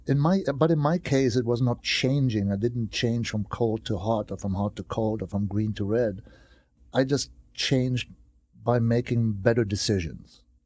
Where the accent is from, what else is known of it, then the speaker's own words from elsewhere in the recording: Germany; moved away; my hometown, you know, is always my hometown in Germany